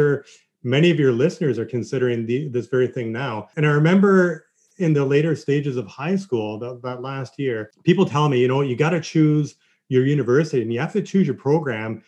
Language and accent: English; Kingston, Ontario, Canada; I grew up in Kingston